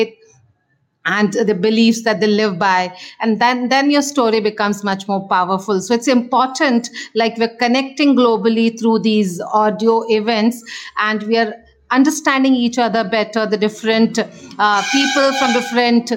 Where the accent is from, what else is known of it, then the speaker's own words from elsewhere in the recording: India; I'm from India